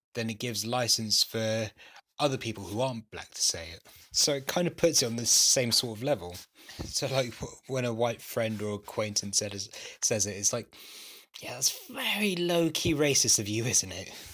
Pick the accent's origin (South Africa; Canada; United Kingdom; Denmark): United Kingdom; London; apart from university, I've lived here all my life